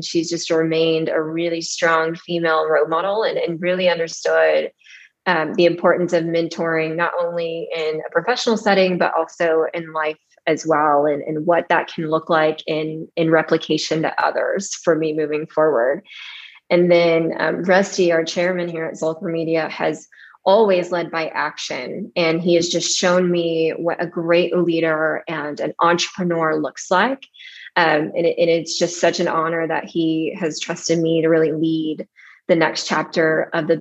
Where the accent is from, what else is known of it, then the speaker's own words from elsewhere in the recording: Odessa, Texas, United States; moved away as an adult; also born or lived in Austin, Texas; growing up in Odessa in West Texas